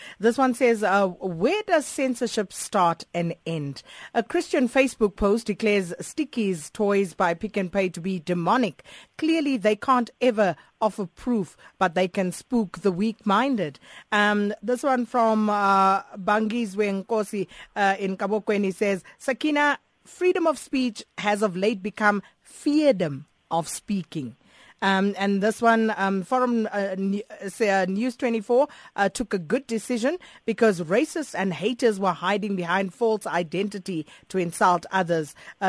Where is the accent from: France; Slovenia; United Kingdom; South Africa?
South Africa; we as a South African nation looking at this particular matter